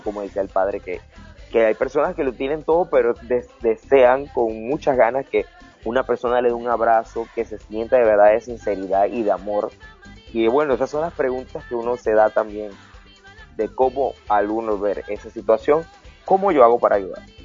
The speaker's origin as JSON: {"language": "Spanish", "country": "Panama", "said": "nosotros los panameños"}